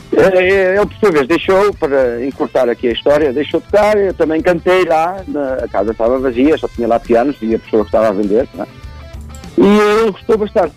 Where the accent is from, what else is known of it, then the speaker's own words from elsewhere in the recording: Germany; now in Portugal; fui criado na Alemanha